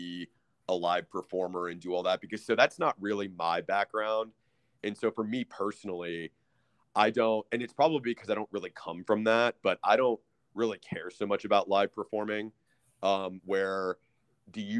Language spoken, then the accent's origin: English; Austin, Texas, United States; I'm from Austin, born and raised, and I've lived here my entire life.